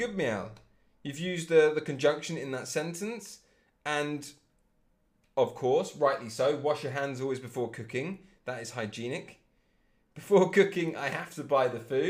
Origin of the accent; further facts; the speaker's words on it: England, United Kingdom; I'm English